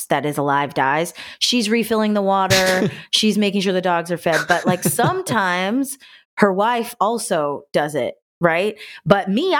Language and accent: English; Los Angeles, California, United States; I'm going to treat my hometown like a vacation.